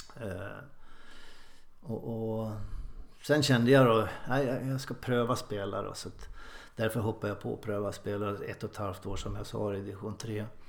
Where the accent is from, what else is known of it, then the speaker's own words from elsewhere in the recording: Ljusdal, Gävleborg County, Sweden; moved away as an adult; also born or lived in Sundsvall; now in Mölnlycke, Sweden; gjorde debut i A-laget hemma i Ljusdal, då, Ljusdals IF, som 16-åring